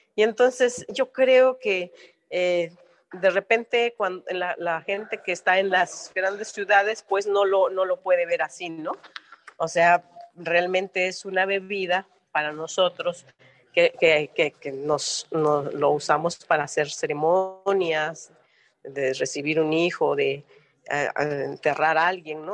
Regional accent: Oaxaca, Mexico; ser oaxaqueña mexicana

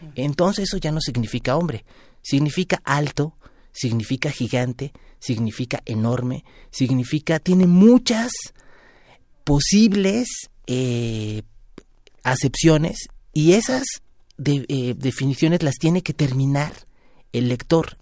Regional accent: Mexico; somos nosotros los mestizos mexicanos

